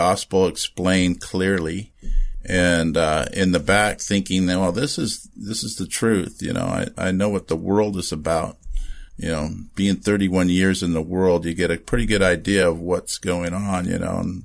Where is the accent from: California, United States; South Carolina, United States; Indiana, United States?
California, United States; Redondo Beach; also born or lived in San Fernando Valley, California; I am a product of Southern California